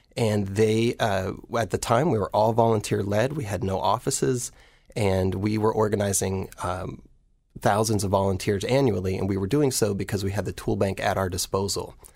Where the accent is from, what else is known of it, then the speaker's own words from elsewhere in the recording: Baltimore, Ohio, United States; now in Baltimore, United States; I grew up in Baltimore, Ohio